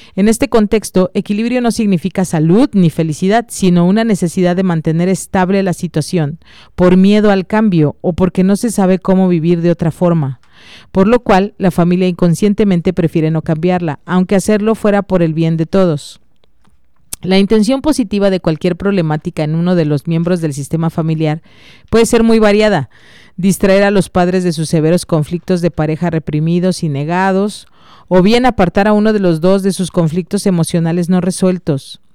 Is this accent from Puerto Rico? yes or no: no; Mexico; como buenos mexicanos